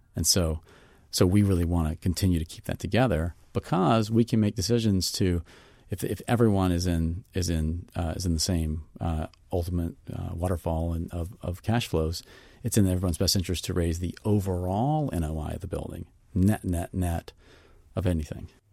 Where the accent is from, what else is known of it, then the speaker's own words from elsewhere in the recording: Mississippi, United States; I'm from Mississippi